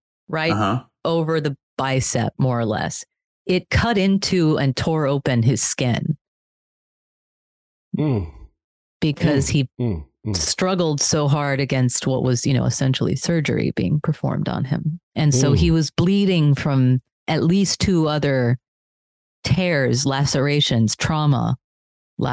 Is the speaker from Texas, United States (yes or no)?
yes; Texas, United States; I'm from Texas